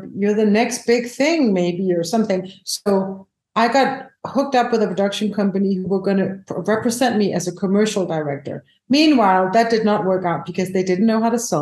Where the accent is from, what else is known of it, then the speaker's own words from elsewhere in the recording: Denmark; I'm from Europe. We have national funding. So you can get funded nationally. We have something called the Danish Film Institute